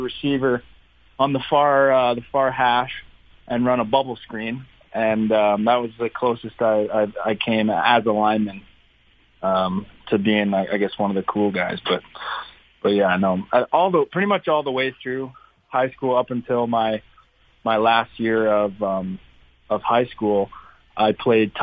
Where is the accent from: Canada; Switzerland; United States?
Canada; being a Canadian kid